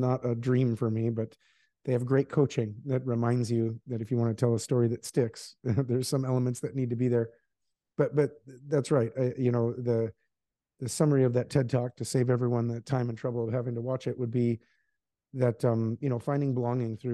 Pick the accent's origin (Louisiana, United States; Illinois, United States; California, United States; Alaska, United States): Alaska, United States; moved away as an adult; also born or lived in Seattle; I grew up in Alaska